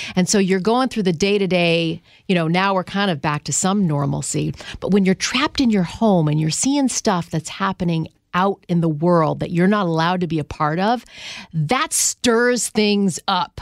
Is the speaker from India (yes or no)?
no; Canada; moved away as an adult; now in United States; I'm from Canada.